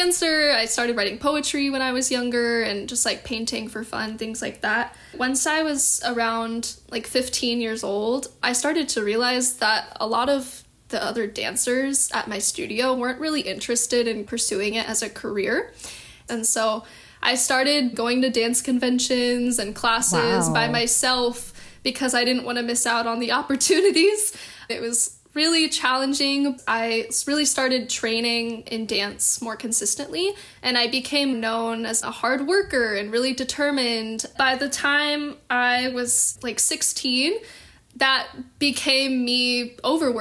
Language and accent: English; Dallas, Texas, United States; now in Los Angeles, United States; I'm originally from Dallas, Texas, born and raised